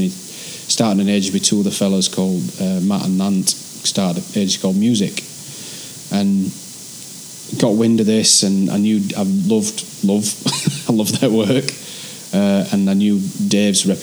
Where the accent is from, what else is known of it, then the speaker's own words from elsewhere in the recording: Barnsley, Yorkshire and the Humber, United Kingdom; accent: Yorkshire; also born or lived in London; now in Manchester, United Kingdom; When you're from Yorkshire, there's some words you'll never be able to change.